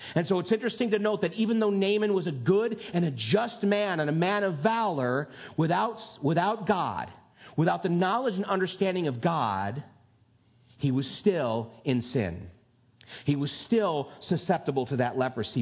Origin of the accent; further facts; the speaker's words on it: United States; I'm a red blooded, flag waving, gun toting American